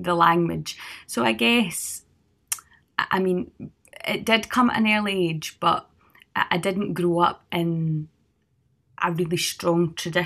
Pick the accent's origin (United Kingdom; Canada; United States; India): United Kingdom; Cardross, Scotland; accent: Scottish; I come from Cardress or Cardross at the start of Argyll